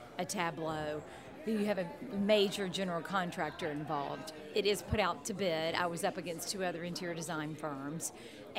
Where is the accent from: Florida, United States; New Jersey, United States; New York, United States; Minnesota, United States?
Florida, United States; Destin; moved away as an adult; also born or lived in Baton Rouge, Louisiana / Atlanta, Georgia / New Orleans, Louisiana; now in Los Angeles, United States; I'm from the South and born and raised in the South, the Gulf Coast area of Destin